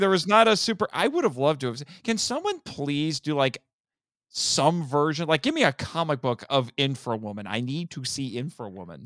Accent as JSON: {"language": "English", "region": "Indiana", "country": "United States", "tie": "born or raised there", "said": "in my home state of Indiana"}